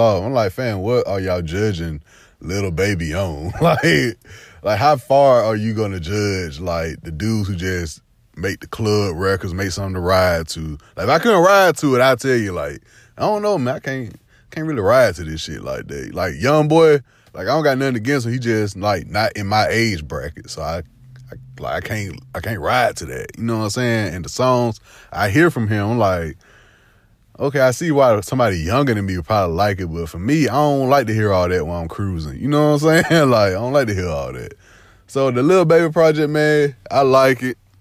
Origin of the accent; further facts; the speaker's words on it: Phenix City, Alabama, United States; I'm from the South, man. I'm from, uh, Phoenix City, Fort Mitchell. We like a hour forty, hour thirty away from Atlanta